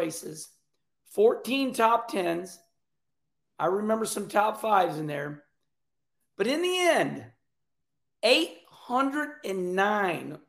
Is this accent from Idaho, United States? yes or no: no; Arnold, Missouri, United States; We come from Arnold, Missouri. We're Jefferson County rednecks.